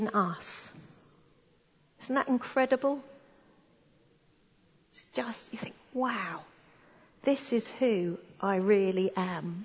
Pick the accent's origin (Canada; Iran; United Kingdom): United Kingdom; us being British